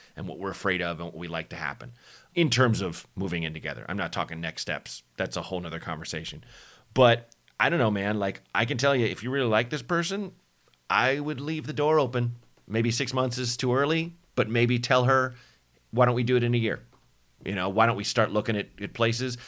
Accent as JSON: {"language": "English", "town": "Portland", "region": "Oregon", "country": "United States", "tie": "born or raised there", "also_born_or_lived": "Chicago", "moved": "yes"}